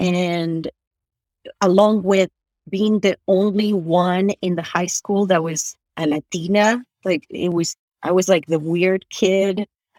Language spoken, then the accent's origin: English; Utah, United States; also born or lived in Argentina; We landed in LA. And then we drove to Utah, but like I grew up in Utah, pretty much.